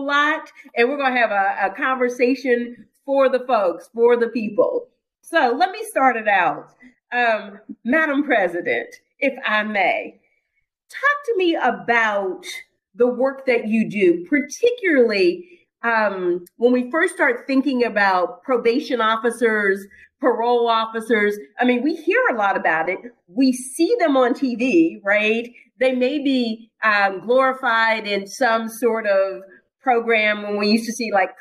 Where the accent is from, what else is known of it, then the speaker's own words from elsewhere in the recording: Pittsburgh, Pennsylvania, United States; I'm from Pittsburgh, so that's my hometown